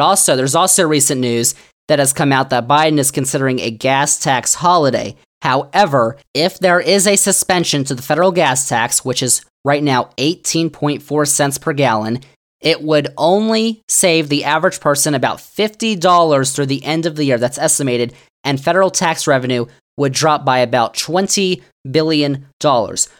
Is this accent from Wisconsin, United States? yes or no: no; Virginia, United States; Virginia, my home state